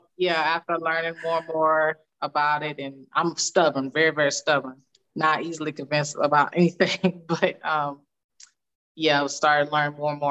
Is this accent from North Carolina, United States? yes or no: no; Dallas, Texas, United States; moved away as an adult; also born or lived in Colorado; now in Houston, United States; I'm originally from Dallas. Well, I was born in Colorado, but I lived in Dallas about half of my life, I think, just about half, Dallas, Texas, and I currently live in Houston, Texas